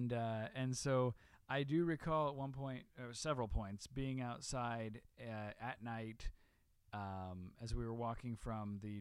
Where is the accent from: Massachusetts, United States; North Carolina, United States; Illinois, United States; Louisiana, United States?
Illinois, United States; now in Los Angeles, United States; I grew up in Illinois